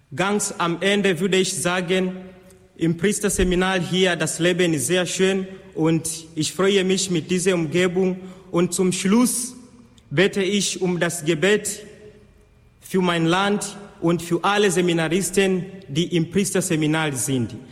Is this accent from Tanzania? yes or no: yes; Tanzania; now in Austria; Ich komme aus Tansania